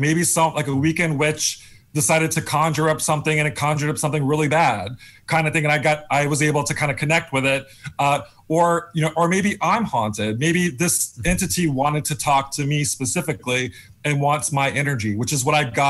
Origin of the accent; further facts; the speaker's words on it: Florida panhandle, United States; moved away; my mother is Southern, so I grew up in Florida, in the panhandle right by Alabama. I moved here in the 90s